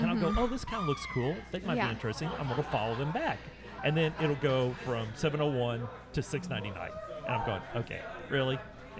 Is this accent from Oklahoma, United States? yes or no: yes; Oklahoma, United States; We're from Oklahoma. I'm from Oklahoma